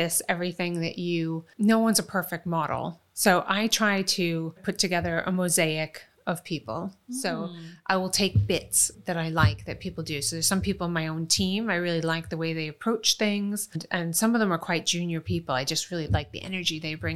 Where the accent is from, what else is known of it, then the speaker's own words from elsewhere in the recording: Rochester, New York, United States; moved away as an adult; also born or lived in Long Island, New York; now in London, United Kingdom; It was a good town that we eventually settled in. It had decent schools. It was safe, but it was Rochester, New York.